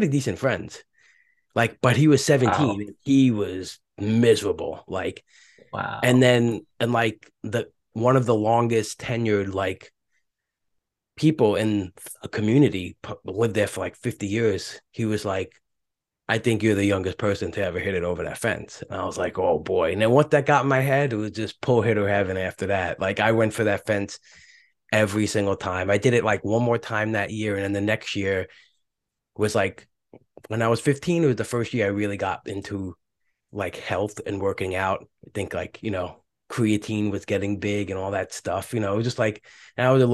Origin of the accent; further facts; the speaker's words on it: New York City, New York, United States; I'd grow up in Brooklyn, go to school in Brooklyn